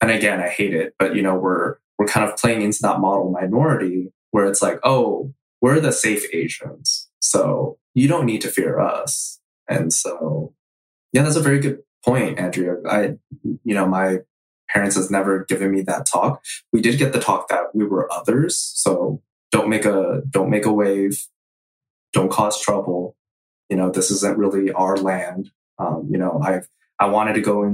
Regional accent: San Jose, California, United States; growing up in Eastside San Jose

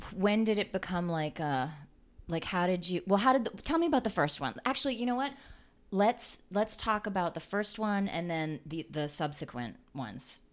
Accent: New England, United States; now in Richmond, United States; Moxie is a beverage that I grew up with in New England

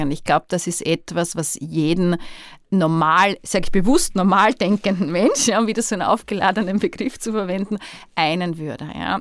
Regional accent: Austria; genauso Österreicherin ist wie ich

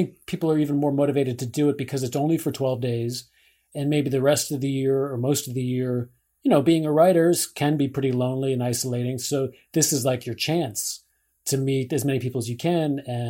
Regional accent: San Francisco, California, United States; We're from San Francisco.

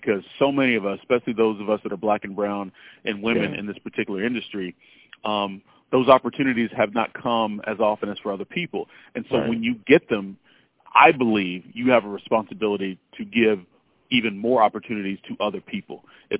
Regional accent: the South, United States; I grew up in the South, so I had a little bit of an accent. I worked to get rid of my accent.

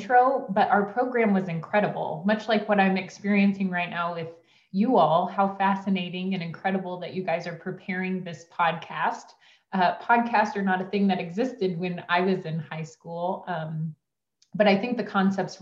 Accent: Liberty, Missouri, United States; the City of Liberty, which is my hometown

